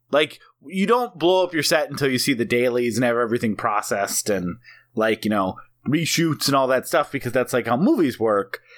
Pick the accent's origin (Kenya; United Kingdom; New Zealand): New Zealand; I process this a little differently because I'm actually from New Zealand.